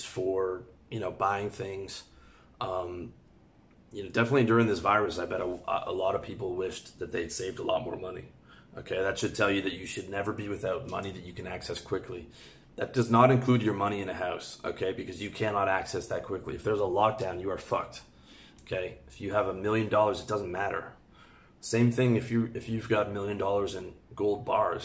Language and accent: English; Canada; moved away as an adult; also born or lived in Thailand; now in Georgia; The bulk of my money's in Canadian dollars because I'm Canadian.